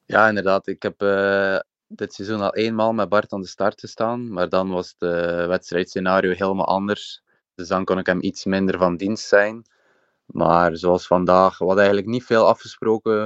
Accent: Ostend, Flanders, Belgium; En ik ben afkomstig uit Oostende, Zandvoorde

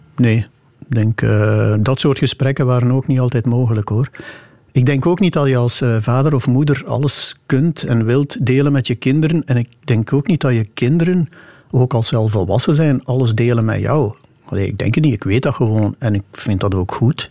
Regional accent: Meetjesland, Flanders, Belgium; het Meetjesland, waar ik vandaan kom

